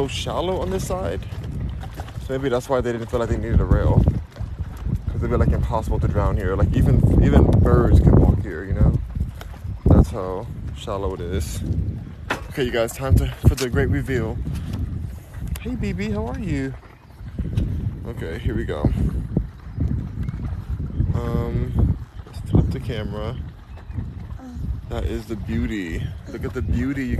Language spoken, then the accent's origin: English; Los Angeles, California, United States; moved away; also born or lived in Houston; I'm in Houston right now, but I'm from Los Angeles